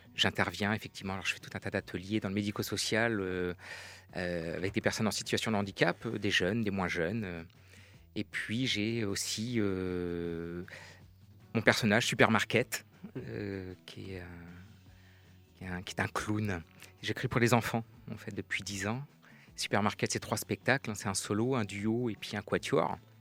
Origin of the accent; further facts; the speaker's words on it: Pays de la Loire, France; je suis originaire de Loire-Atlantique. Ça fait une quarantaine d'années que j'habite dans le coin